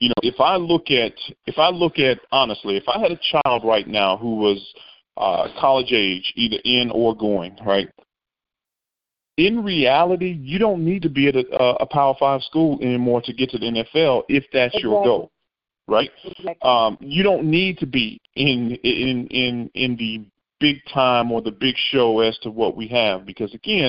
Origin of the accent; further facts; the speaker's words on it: Monroe, Louisiana, United States; as a young man growing up in Monroe, Louisiana